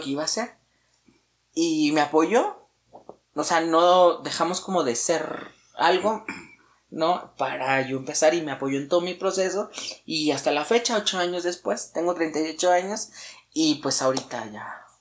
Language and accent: Spanish; Guadalajara, Jalisco, Mexico; now in Mexico City, Mexico; yo soy originaria de Guadalajara